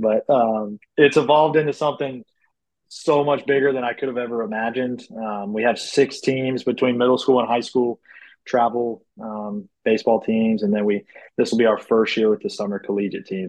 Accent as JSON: {"language": "English", "town": "Charlotte", "region": "North Carolina", "country": "United States", "tie": "born or raised there", "said": "I grew up in the Charlotte area playing baseball."}